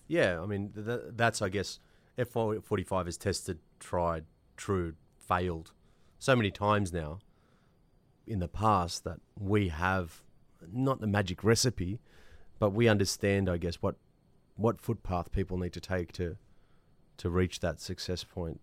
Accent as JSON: {"language": "English", "country": "Australia", "said": "I'm Australian"}